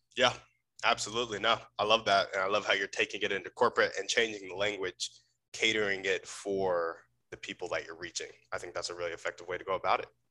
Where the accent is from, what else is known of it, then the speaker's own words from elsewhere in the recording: Round Rock, Texas, United States; I grew up in Round Rock, Texas